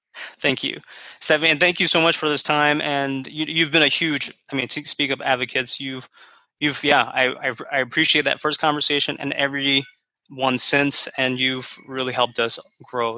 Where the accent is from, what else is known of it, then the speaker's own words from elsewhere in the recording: United States; So I am Korean American. I'm second gen. So I didn't immigrate here, but my parents did.